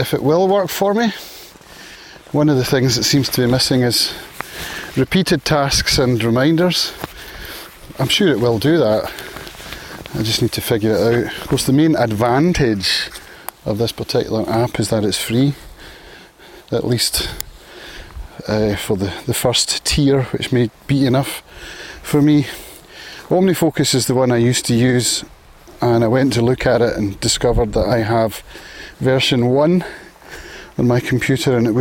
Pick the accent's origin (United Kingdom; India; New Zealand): United Kingdom; Prestwick, Scotland; now in Isle of Arran, United Kingdom; Prestwick apparently, which is my hometown